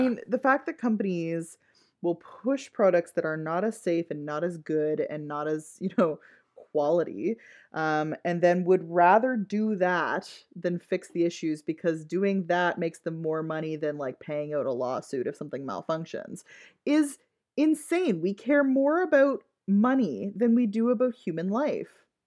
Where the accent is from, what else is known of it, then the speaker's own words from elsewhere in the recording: Ottawa, Ontario, Canada; the area of Ottawa that I grew up in was very white